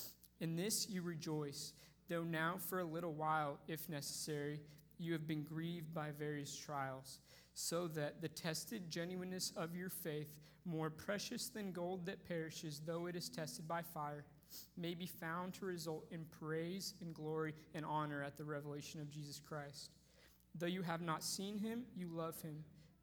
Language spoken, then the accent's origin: English; North Bend, Washington, United States; I grew up in North Bend, about 30 minutes east of here, to wonderful family.